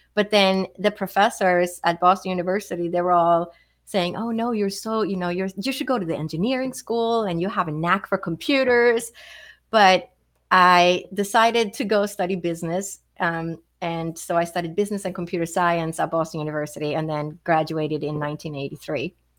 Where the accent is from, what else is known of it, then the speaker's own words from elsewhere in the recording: Stockholm, Stockholm County, Sweden; moved away as an adult; now in United States; I grew up in Sweden, so I didn't move to the United States until I was 21.